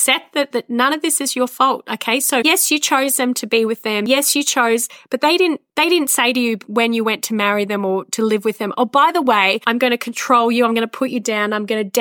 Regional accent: Australia; we're Aussie

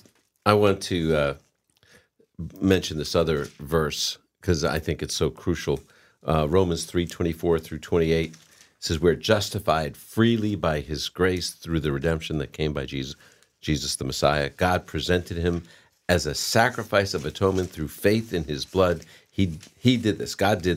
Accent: New England, United States; I'm from New England.

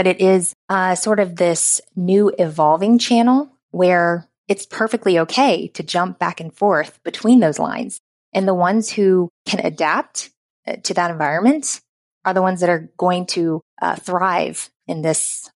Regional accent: the South, United States; accent: Southern; I worked really hard not to have my Southern accent.

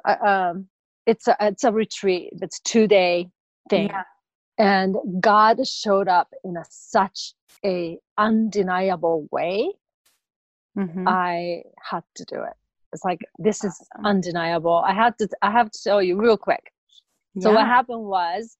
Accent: Japan; moved away; I came from Japan

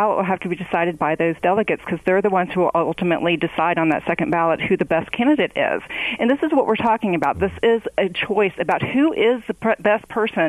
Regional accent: North Carolina, United States; I'm from North Carolina.

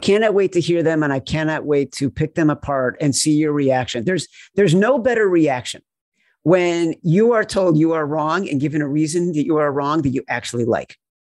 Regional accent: Chicago, Illinois, United States; I grew up in Chicago

